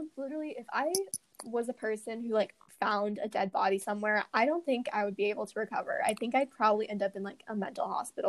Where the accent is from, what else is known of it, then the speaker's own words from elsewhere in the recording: Aberdeen, South Dakota, United States; I was born in Aberdeen.